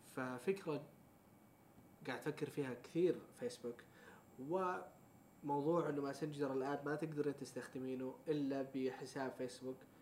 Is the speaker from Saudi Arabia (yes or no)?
yes; Saudi Arabia; احنا كسعوديين